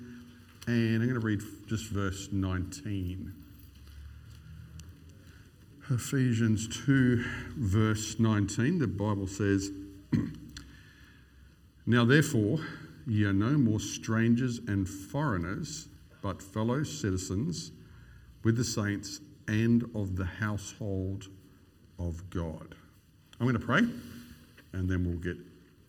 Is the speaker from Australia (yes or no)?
yes; Queensland, Australia; I'm a Queenslander